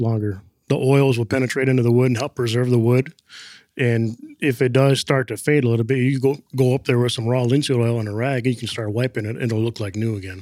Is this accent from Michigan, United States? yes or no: yes; Flint, Michigan, United States; I was born in Flint, Michigan, back in nineteen seventy-two